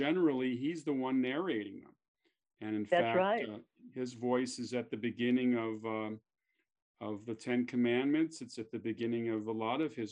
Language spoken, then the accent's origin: English; Chicago, Illinois, United States; moved away; also born or lived in Los Angeles; Chicago, my hometown